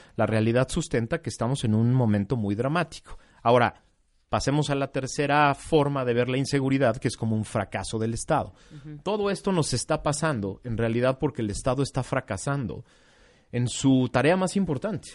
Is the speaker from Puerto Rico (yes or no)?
no; Mexico